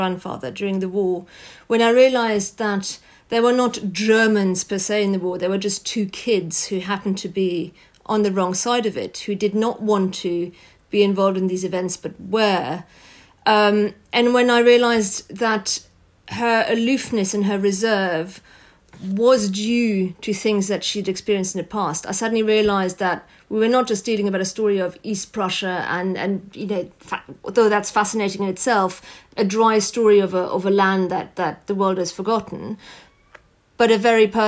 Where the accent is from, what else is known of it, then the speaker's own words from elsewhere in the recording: France; I grew up in France